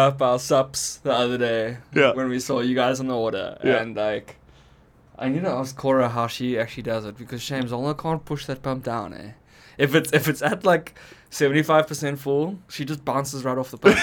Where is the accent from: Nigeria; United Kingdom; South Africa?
South Africa; now in Canada; as South African